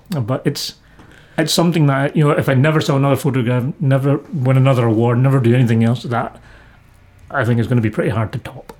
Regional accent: Scotland, United Kingdom; I'm Scottish. I was born here. Everything I know is this

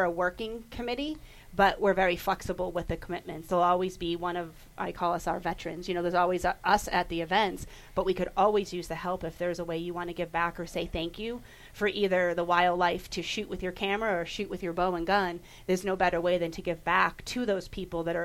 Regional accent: Boston, Massachusetts, United States; now in Nevada, United States; I'm from Boston, so I had concrete. I didn't have the hills of Nevada, and the hills of Nevada are what I call home

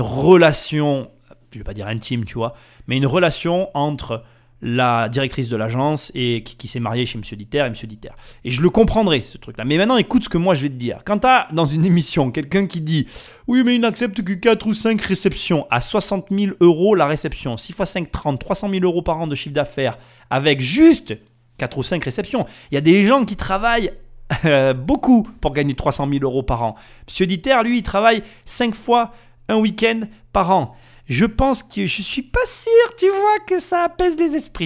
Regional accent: the South, southern France, France; accent: southern (accent du Sud); Mon accent du Sud

